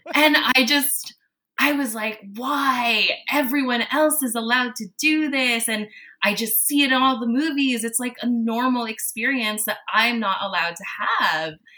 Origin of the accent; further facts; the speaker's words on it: Toronto, Ontario, Canada; also born or lived in Manila, Philippines; I was born in Manila, Philippines, and I moved to Toronto when I was four years old